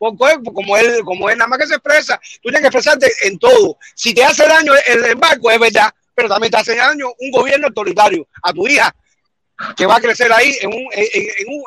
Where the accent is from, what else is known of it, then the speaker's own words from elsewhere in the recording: Santa Clara, Villa Clara, Cuba; yo soy de Santa Clara igual